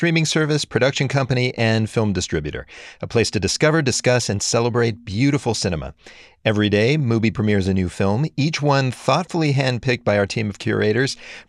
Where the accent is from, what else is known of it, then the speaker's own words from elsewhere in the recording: United States; I'm an American Gen Xer. I grew up during the last stages of the Cold War